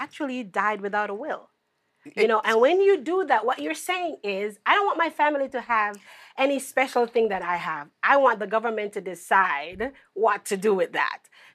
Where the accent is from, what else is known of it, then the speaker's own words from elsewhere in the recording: Jamaica; I grew up in Jamaica.